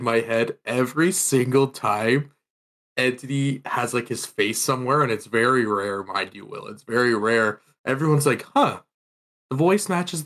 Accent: Canada; we Canadians

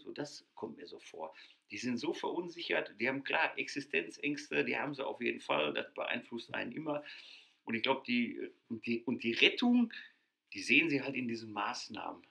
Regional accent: Ruhr area, North Rhine-Westphalia, Germany; bei uns hier im Ruhrgebiet. Ich, wir kommen aus dem Ruhrgebiet. Habt ihr wahrscheinlich schon an Sprache gehört

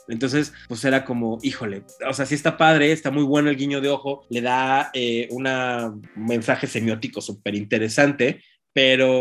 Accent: Mexico City, Mexico; los dos somos chilangos y estábamos aquí

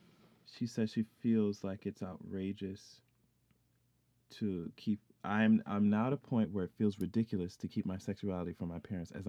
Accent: Saudi Arabia; now in United Kingdom; I'm a Black, Muslim, Arab, African lesbian who is engaged to the love of my life. Oh, I grew up in Saudi Arabia, so coming to terms with my sexuality at 17 was very scary

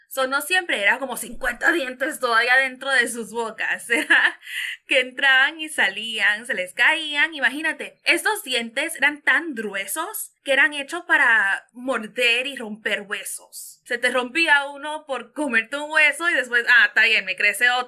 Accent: Venezuela; Tengo nueve años, eh, soy de Venezuela.

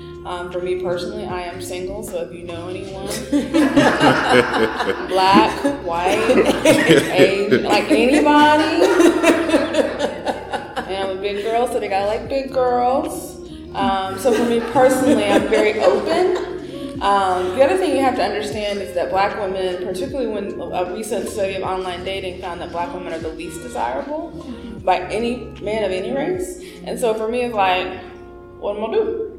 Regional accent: United States; And also the way I was raised to socialize in the United States of America.

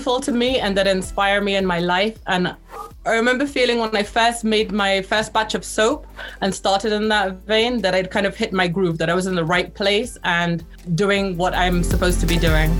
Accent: Belize; also born or lived in England; now in Antigua, Guatemala; I actually spent 12 years growing up in Belize, which is kind of the neighboring country to Guatemala, and returned to England for about 10 years

